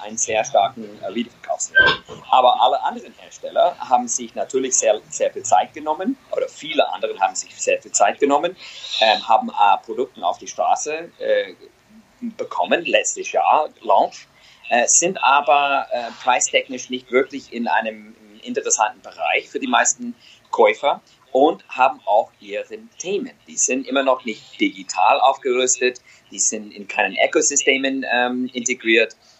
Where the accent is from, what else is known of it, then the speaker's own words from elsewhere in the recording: United States; German is a second language; moved away as an adult; also born or lived in Germany; ich bin Amerikaner, schon, schon einige Jahre in Europa